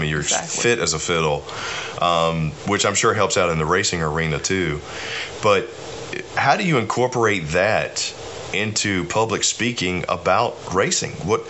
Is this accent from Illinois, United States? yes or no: no; South Boston, Virginia, United States; I came from South Boston, Virginia.